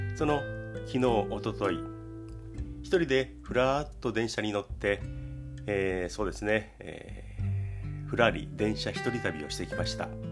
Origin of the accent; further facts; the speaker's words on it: Kanagawa, Japan; 神奈川県生まれ